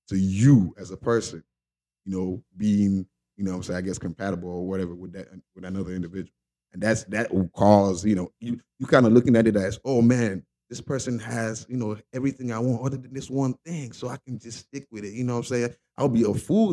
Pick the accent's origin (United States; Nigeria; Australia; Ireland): Nigeria; I'm Nigerian